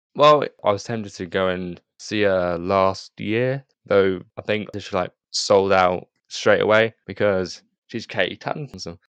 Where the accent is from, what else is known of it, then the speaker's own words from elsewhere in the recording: United Kingdom; as a Brit